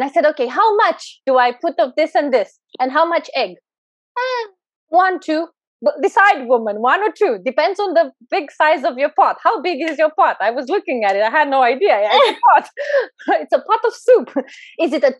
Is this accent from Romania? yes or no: yes; Romania; I'm Eastern European. I was born in Eastern Europe, in Romania.